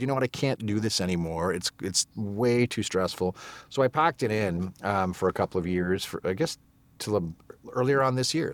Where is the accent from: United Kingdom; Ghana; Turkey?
United Kingdom; England; moved away; I'm English. Not that you would know from, uh, from the accent I'm currently using